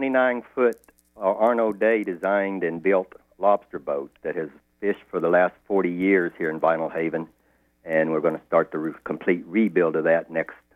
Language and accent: English; Kansas, United States; now in Vinalhaven, United States; I'm from Kansas.